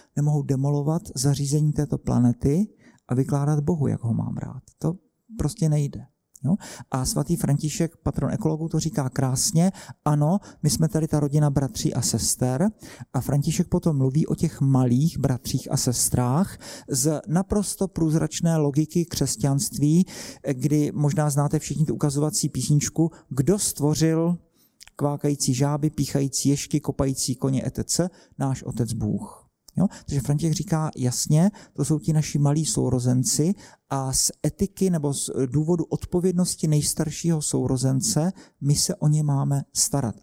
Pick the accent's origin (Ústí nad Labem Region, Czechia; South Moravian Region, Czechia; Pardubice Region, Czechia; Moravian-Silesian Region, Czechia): South Moravian Region, Czechia; Brno; Já jsem z Brna